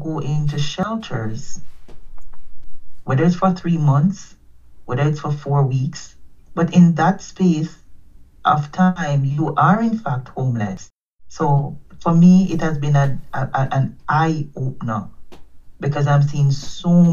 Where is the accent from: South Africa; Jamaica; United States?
Jamaica; now in Canada; I'm from Jamaica